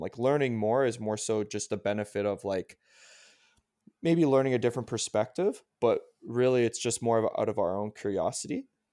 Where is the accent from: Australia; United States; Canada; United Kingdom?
Canada; I'm Canadian